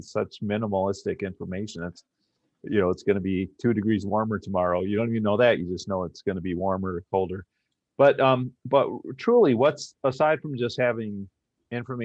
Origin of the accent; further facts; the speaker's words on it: Grand Rapids, Michigan, United States; I grew up in Grand Rapids, Michigan